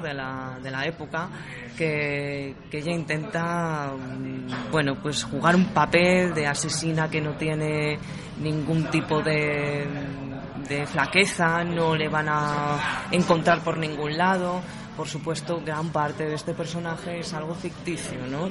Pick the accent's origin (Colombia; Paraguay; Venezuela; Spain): Spain; Madrid, Community of Madrid; Yo soy de Madrid, madrileña, tengo 25 años, soy de Carabanchel Bajo, un barrio castizo madrileño